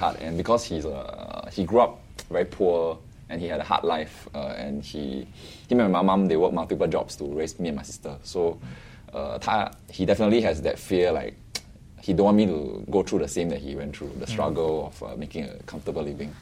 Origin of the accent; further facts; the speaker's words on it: Singapore; I grew up in Yishun and Woodlands.